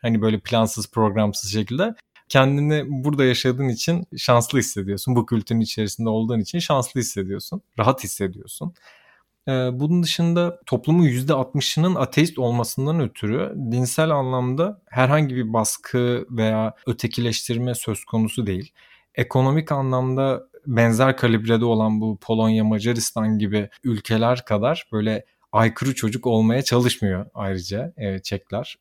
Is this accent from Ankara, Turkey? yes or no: no; Adana, Turkey; moved away as an adult; also born or lived in Istanbul; memleketime Adana'ya gittiğimde